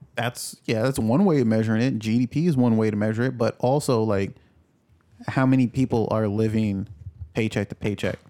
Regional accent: New York, United States; I grew up in New York

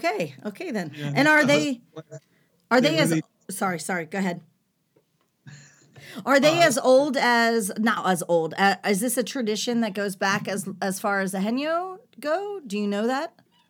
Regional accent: United States; now in Jeju, South Korea; well, as an American, I definitely have never, before moving to Jeju, it was nothing I experienced.

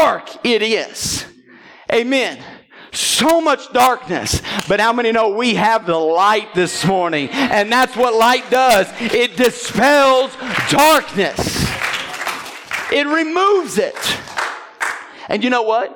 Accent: Southern Illinois, United States; Growing up in Southern Illinois

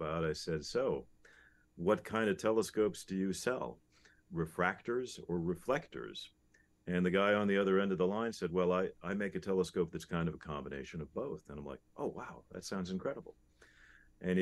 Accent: Phoenix, Arizona, United States; also born or lived in Chicago, Illinois; I was born in Chicago, but we moved to Phoenix when I was 7 years old

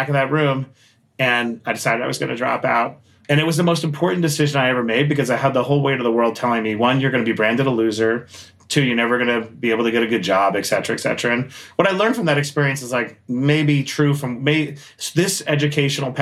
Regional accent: New York City, New York, United States; I grew up in Queens, New York

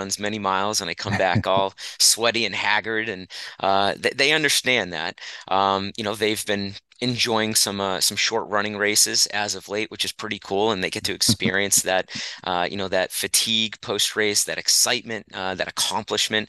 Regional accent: central Massachusetts, United States; moved away; I'm originally from Massachusetts, central Massachusetts, about an hour west of Boston.

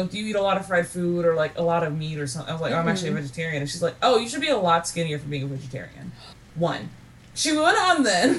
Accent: Kentucky, United States; I'm literally from Kentucky.

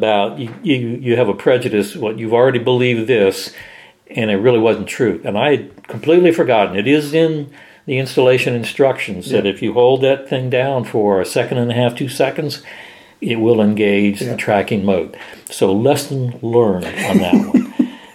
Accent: Miami, Florida, United States; moved away as an adult; also born or lived in Wichita; I came from Miami

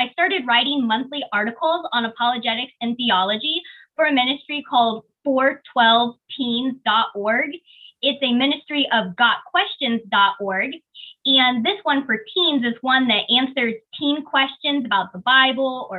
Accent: Kansas City, Missouri, United States; also born or lived in China; I was adopted from China when I was a baby, and I grew up here in Kansas City

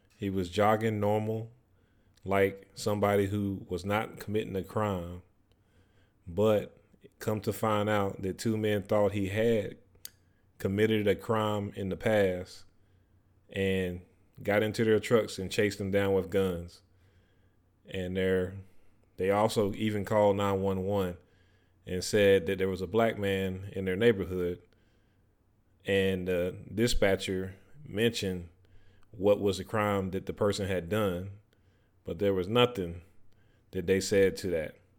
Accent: North Carolina, United States; where I grew up at in North Carolina

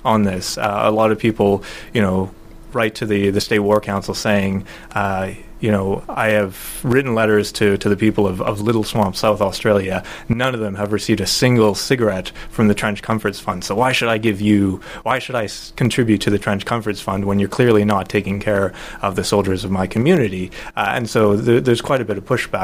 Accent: Alberta, Canada; I grew up in Alberta

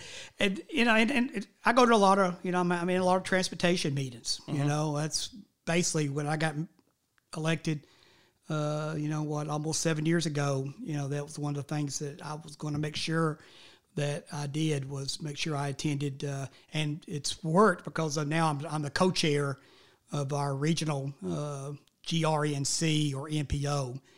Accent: Smyrna, Tennessee, United States; And that's the reason I grew up mostly in the Smyrna area

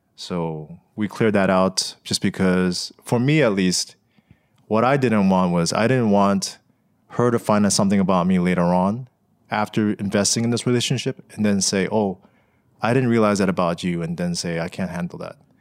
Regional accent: United States; growing up here as an American

